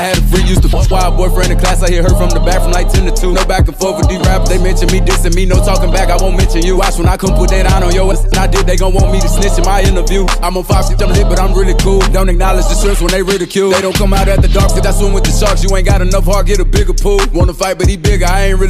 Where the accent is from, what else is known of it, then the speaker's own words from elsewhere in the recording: Charlotte, North Carolina, United States; I'm from Charlotte.